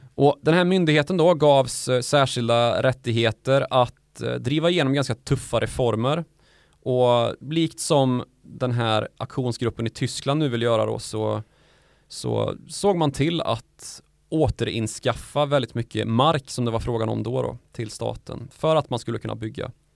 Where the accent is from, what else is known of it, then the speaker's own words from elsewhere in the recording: Värmland, Sweden; där jag är ifrån, Värmland